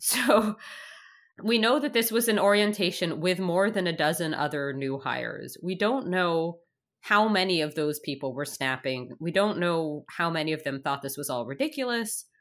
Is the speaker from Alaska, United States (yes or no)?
no; New York, United States; moved away as an adult; now in Canada; as a child growing up in New York